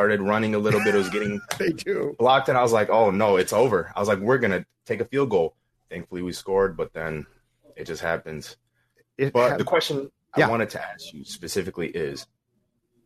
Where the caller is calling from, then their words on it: Shakopee, Minnesota, United States; I'm calling from Shakopee